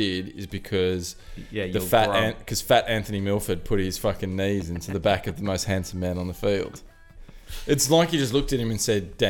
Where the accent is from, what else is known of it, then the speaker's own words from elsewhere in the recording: Australia; I'm Australian.